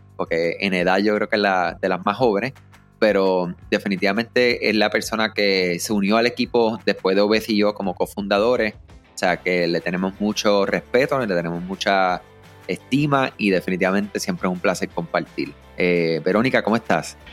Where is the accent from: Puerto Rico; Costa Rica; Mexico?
Puerto Rico; yo soy puertorriqueño, ¿verdad? O como decimos nosotros acá, nos somos boricuas